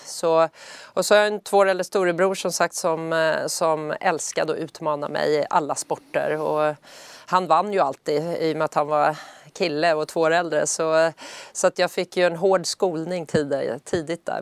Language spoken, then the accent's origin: Swedish; Södertälje, Stockholm County, Sweden; i Södertälje där jag är uppvuxen